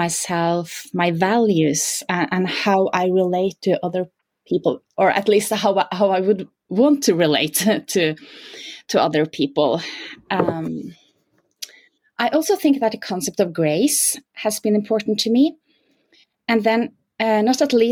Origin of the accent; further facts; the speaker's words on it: Norway; I'm from Norway, so I'm basically born with my skis on my feet